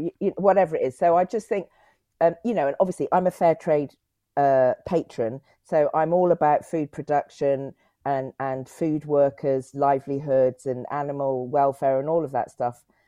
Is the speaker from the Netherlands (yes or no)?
no; Cotswolds, South West England, United Kingdom; also born or lived in Clifton, Bristol / Whitchurch, Bristol / Leeds; I grew up in the Cotswold